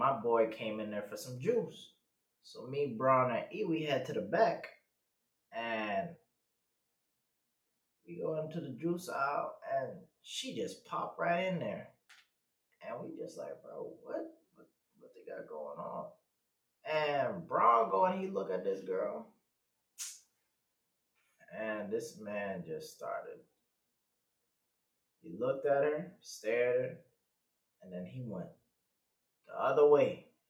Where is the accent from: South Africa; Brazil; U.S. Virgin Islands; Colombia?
U.S. Virgin Islands; also born or lived in Texas; I'm from the Virgin Islands, raised there, you know. I was born out here in Texas, but you know, I don't really claim Texas like that.